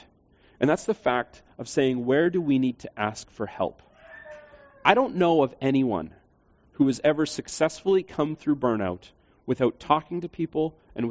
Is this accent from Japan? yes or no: no; Canada; we would be Canadians